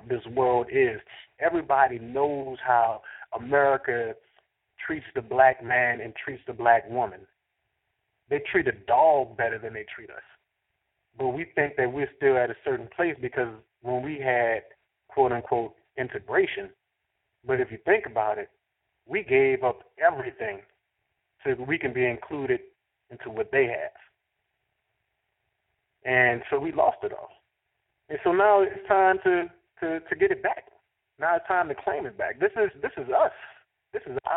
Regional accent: New Orleans, Louisiana, United States; I'm from New Orleans

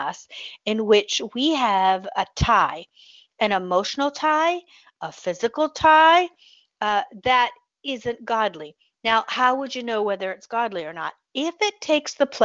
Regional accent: Michigan, United States; now in Pensacola, United States; my home state, which is my original home state, is the state of Michigan

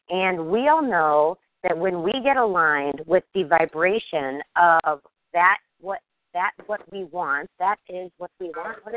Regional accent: Kansas City, United States; I'm from Kansas City.

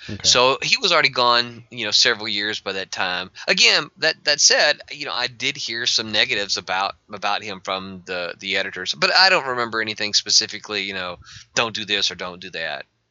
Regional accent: Mississippi, United States; I'm from Mississippi

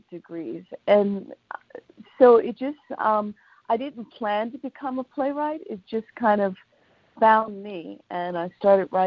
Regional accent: New York, United States; Uh, so I'm native New Yorker, um, suburban, and mm-hmm. um, all I've been here all of my life.

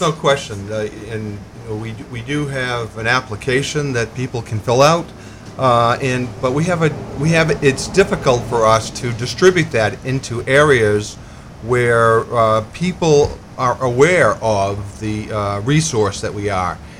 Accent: Lewiston, Maine, United States; also born or lived in Colorado / Massachusetts; I was born here in Lewiston

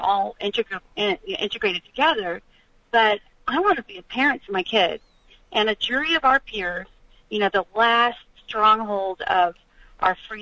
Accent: Texas, United States; I'm a Texan

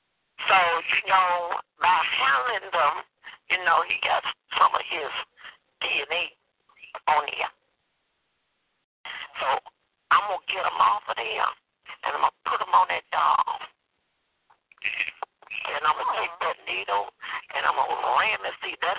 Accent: Mississippi, United States; I'm from Mississippi, okay? And that's right over from, you know, that's right over by Louisiana.

